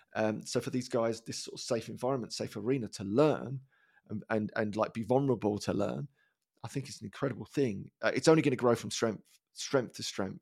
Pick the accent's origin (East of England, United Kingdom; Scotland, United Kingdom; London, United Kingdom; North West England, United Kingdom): London, United Kingdom; Dagenham; I grew up in Dagenham